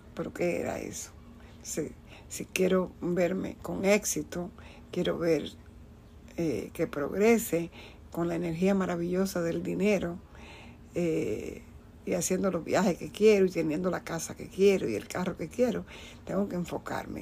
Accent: Dominican Republic; moved away; yo soy de la República Dominicana

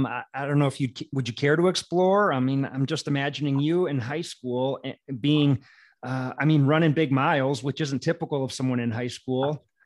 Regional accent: Wisconsin, United States; I'm from the Midwest too. I'm from the Midwest too. I'm from Wisconsin, about an hour and a half away from Chicago.

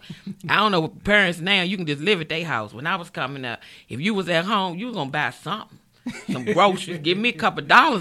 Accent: Washington, District of Columbia, United States; accent: D.C.; I'm born and raised in Washington, D.C., South Side

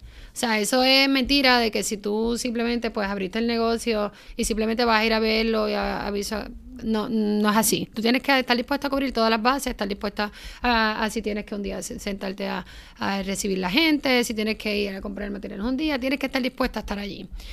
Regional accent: Guayanilla, Puerto Rico; also born or lived in Ponce; yo soy de Guayanilla natural

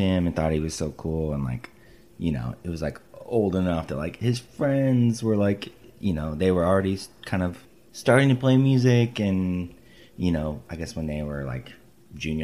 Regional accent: Nebraska, United States; growing up in Nebraska

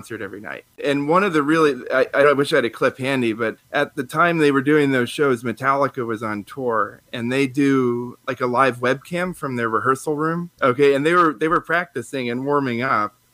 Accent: Gainesville, Florida, United States; moved away as an adult; also born or lived in Cincinnati, Ohio / Baltimore, Maryland / Chicago, Illinois; I moved to Florida and basically grew up in Gainesville from like third grade on

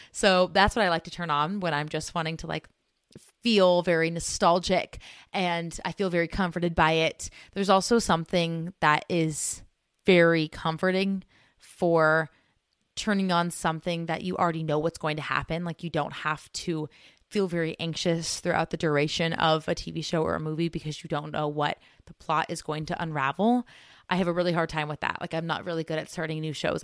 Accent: United States; us Americans

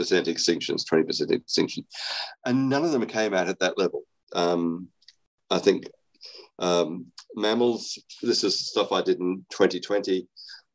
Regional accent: Australia; moved away; I'm actually Australian. I was educated in Australia

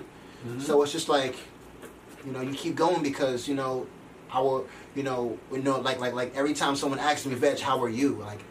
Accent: Rockland County, New York, United States; I'm from Rockland County

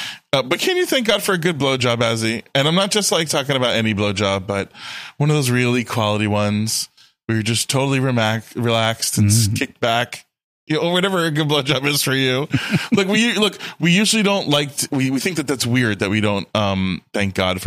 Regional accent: Fort Lauderdale, Florida, United States; I grew up in Fort Lauderdale

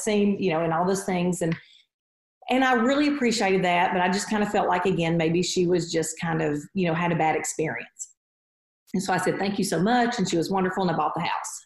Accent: Chattanooga, Tennessee, United States; So I grew up in Chattanooga, Tennessee. So I grew up here, lived here my whole life.

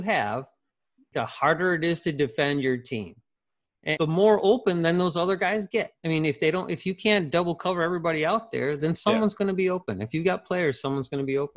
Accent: Wisconsin, United States; I'm from Wisconsin

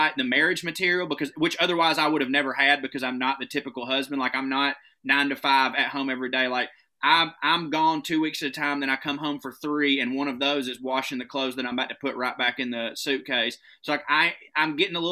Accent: the South, United States; accent: Southern; my accent's a little bit thicker than yours

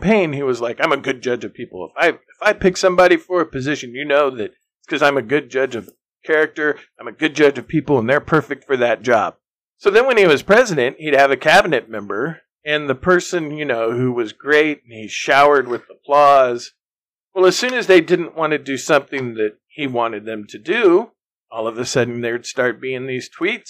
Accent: Oklahoma, United States; I'm from Oklahoma

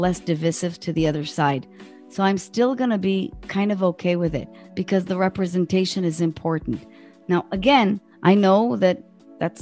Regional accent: Israel; in my country, I'm from Israel

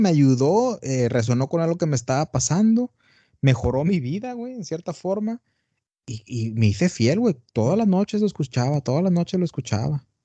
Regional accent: Tamaulipas, Mexico; also born or lived in Brownsville, Texas; Yo soy de Tamaulipas, del norte de México. Ajá. Y ahorita estoy en, bueno, ahorita estoy en Matamoros, Tamaulipas.

